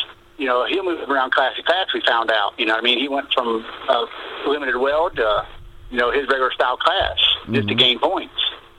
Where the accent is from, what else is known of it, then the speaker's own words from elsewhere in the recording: Butler County, Ohio, United States; Butler County, of course, my hometown